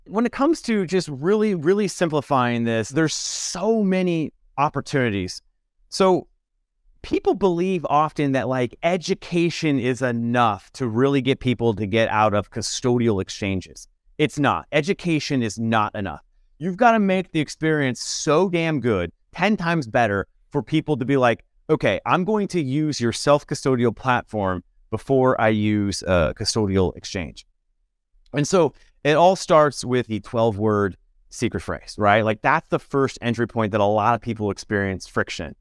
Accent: Nebraska, United States; maybe I'm from Nebraska

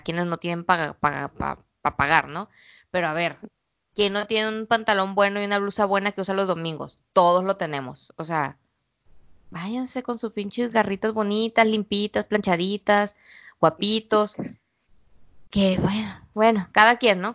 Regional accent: Mexico; moved away as an adult; also born or lived in Guadalajara / Culiacán; now in China; todas las mujeres somos mexicanas

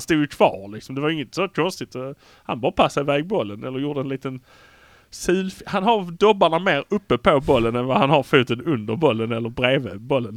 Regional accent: Malmö, Skåne, Sweden; vi har fördelen att vi är från Malmö

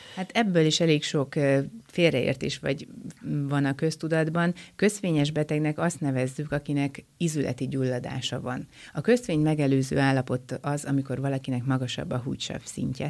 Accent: Miskolc, Borsod-Abaúj-Zemplén, Hungary; Én egyébként Miskolci vagyok

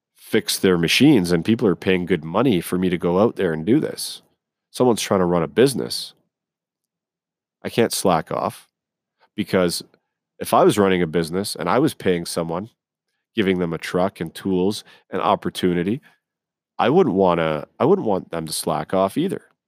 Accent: Scotland, United Kingdom; now in Canada; I was born in Scotland overseas. Okay. So I've grown up around Scottish, English, Irish.

